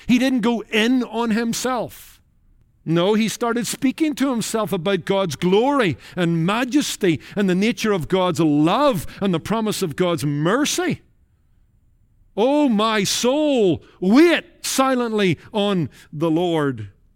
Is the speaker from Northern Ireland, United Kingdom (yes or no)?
yes; Northern Ireland, United Kingdom; Growing up in Northern Ireland in the Rathkilde Baptist Church and in among Irish Baptists